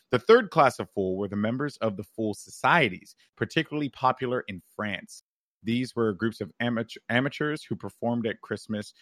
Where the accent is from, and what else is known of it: United States